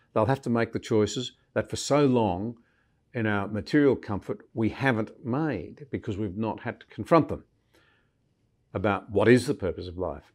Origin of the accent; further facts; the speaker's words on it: Australia; as a Scottish Australian